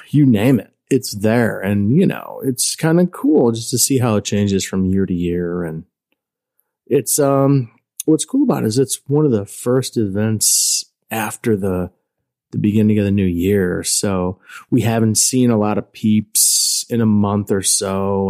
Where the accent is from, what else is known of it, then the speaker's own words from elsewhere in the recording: Chicago, Illinois, United States; we're from Chicago